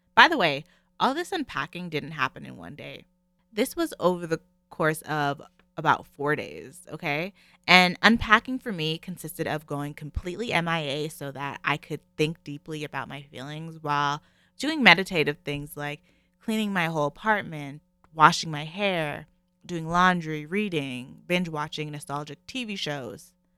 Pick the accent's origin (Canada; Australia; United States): Canada; I'm in Canada, if you guys don't know, I'm Canadian.